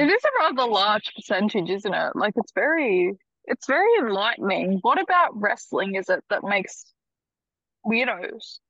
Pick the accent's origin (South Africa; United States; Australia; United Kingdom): Australia; accent: Australian